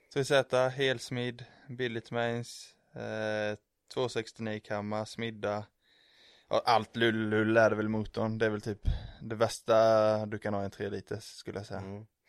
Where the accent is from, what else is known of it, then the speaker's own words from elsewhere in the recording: Emmaboda, Kalmar County, Sweden; moved away as an adult; now in Linköping, Sweden; jag är uppvuxen i Emmaboda